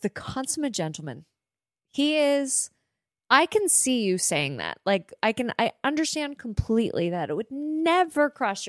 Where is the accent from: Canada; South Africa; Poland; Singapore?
Canada; we're Canadian